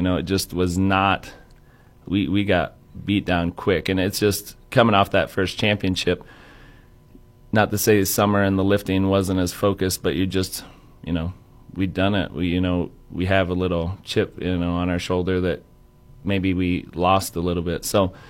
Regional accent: Central Iowa, United States; I'm from Central Iowa, so it's a couple hours away.

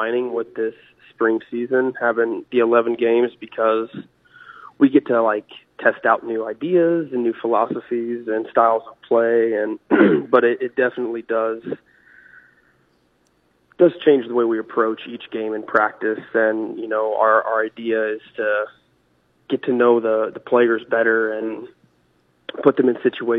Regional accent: Savannah, Missouri, United States; now in Maryville, United States; growing up in Savannah, Missouri, in high school

